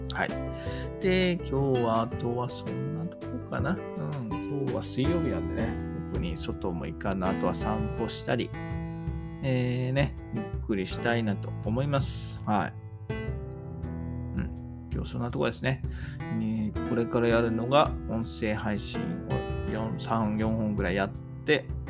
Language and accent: Japanese; Kanto, Japan; 私は関東の人間なんで